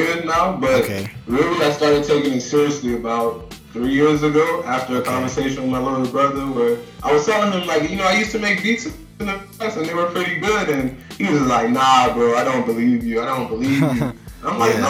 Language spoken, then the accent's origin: English; New York City, New York, United States; also born or lived in Atlanta, Georgia; now in Miami, United States; I come from Brooklyn, New York originally. Mm-hmm. Lived in Atlanta, the east side of Atlanta, for about 8 years. Now I'm living in Miami, Florida.